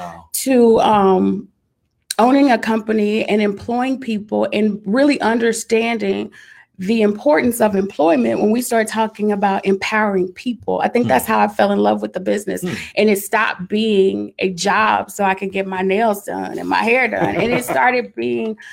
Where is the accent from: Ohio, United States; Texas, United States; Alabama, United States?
Texas, United States; Dallas; accent: Dallas; moved away; also born or lived in Houston; I'm from Dallas. Mm-hmm. I still had my Dallas accent at the time. And, you know, it falls out sometime